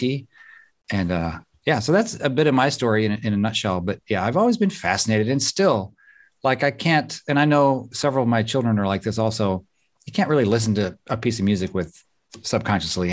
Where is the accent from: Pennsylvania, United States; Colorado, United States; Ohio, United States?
Pennsylvania, United States; Southwest; I grew up in Southwest Pennsylvania